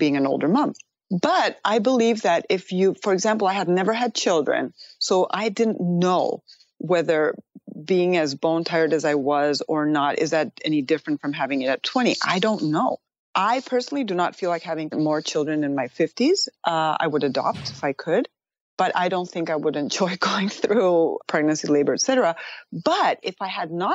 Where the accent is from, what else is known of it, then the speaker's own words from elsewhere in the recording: Spain; moved away as an adult; also born or lived in Madrid, Spain / Pittsburgh, Pennsylvania, United States; now in United States; I was born in Madrid, and I was raised in Pittsburgh, Pennsylvania until I was 5. My parents divorced, and then I went back to Spain